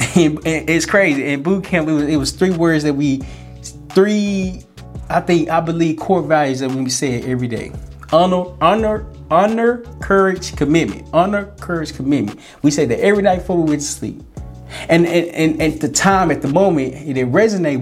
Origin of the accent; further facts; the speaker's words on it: Little Rock, Arkansas, United States; moved away as an adult; also born or lived in Florida; I was born in Little Rock, Arkansas